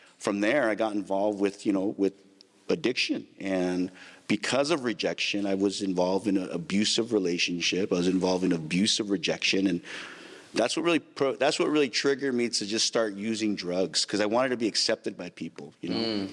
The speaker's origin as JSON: {"language": "English", "town": "Santa Maria", "region": "California", "country": "United States", "tie": "born or raised there", "said": "I grew up in Santa Maria, California. Mm. I was born and raised there"}